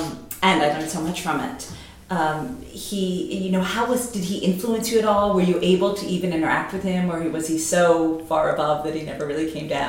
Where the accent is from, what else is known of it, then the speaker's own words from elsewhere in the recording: United States; Being an American